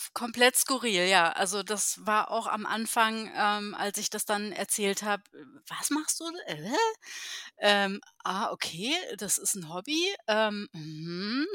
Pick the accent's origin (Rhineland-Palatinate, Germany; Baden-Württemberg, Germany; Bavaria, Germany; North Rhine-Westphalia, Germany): Baden-Württemberg, Germany; Heidelberg; moved away as an adult; now in Berlin, Germany; ich komme äh, tatsächlich ähm, aus Heidelberg in Baden-Württemberg.